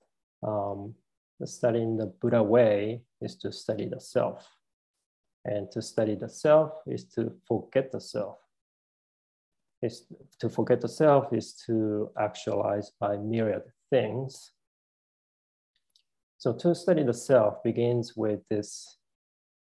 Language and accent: English; Tokyo, Japan; moved away as an adult; now in United States; I came originally from Japan. You know, I'm a male. You know, and I came from Tokyo, Japan. I lived in America for 20 years